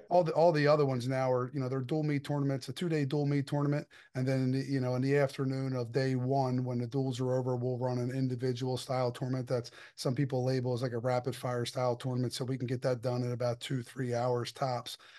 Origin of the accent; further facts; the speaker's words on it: Delaware, United States; I'm born and raised in Delaware.